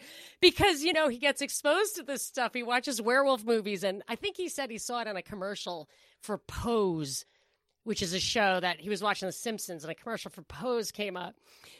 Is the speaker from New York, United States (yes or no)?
yes; New York, United States; I wasn't worried because I'm from New York, like 17 miles inland, and the hurricanes just can't get in like that.